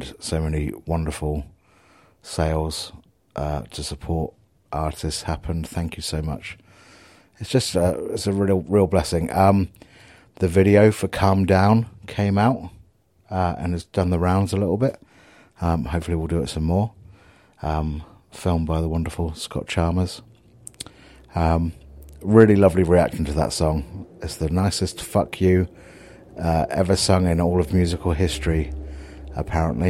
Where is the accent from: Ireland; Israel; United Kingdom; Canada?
United Kingdom; Southampton, South East England; my hometown